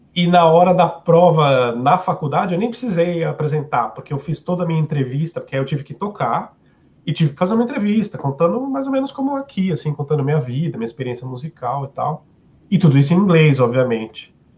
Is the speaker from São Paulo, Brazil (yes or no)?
yes; São Paulo, Brazil; moved away as an adult; also born or lived in Cork, Ireland; now in Sweden; eu sou de São Paulo